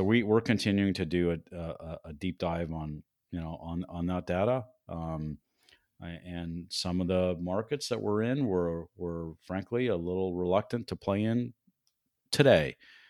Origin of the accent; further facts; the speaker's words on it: Canada; now in Denver, United States; When I moved to Denver in 1978 from Canada, it was, you know, a medium-sized town, but so different than the city it is today, 42 years later.